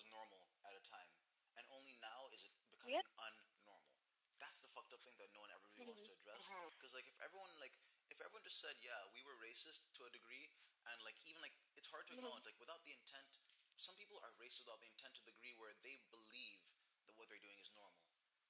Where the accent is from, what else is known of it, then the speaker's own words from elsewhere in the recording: Zimbabwe; The three of us had the privilege of growing up in Zimbabwe, a foreign country.